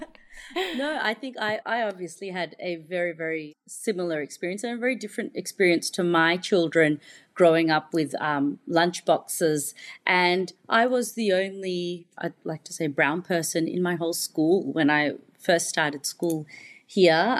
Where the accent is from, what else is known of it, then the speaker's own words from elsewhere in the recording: Melbourne, Victoria, Australia; also born or lived in United Kingdom; Victoria and Melbourne, where I'm from